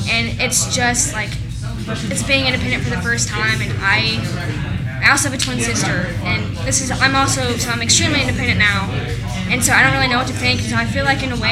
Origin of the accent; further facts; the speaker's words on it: Lexington, Kentucky, United States; I'm from Lexington, so, like, I live like 20 minutes away, and my high school is really close to here